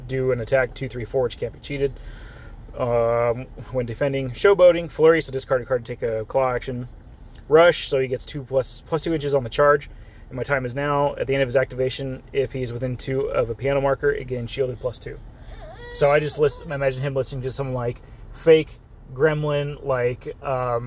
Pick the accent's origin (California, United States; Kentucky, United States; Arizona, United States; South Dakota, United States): California, United States; Southern; I'm from Southern California, where you see a lot of luchador stuff